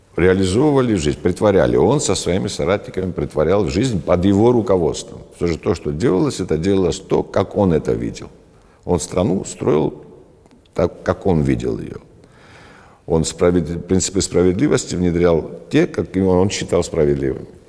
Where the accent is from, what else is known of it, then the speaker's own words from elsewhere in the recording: Georgia; я считаю себя грузином, а, безусловно, грузином. По национальности я грузин